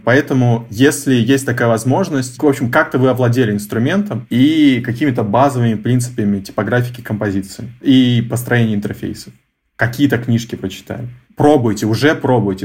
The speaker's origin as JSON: {"language": "Russian", "town": "Novosibirsk", "region": "Novosibirsk Oblast", "country": "Russia", "tie": "born or raised there", "moved": "yes", "said": "я из Новосибирска."}